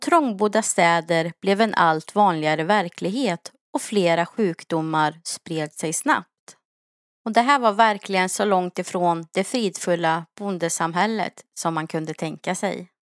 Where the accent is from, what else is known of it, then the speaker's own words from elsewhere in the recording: Sweden; som vi svenskar skulle ha levt